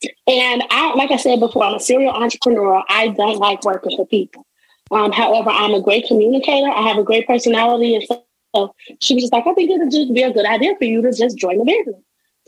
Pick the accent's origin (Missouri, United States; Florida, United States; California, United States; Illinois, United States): Illinois, United States; Chicago; I am from Chicago.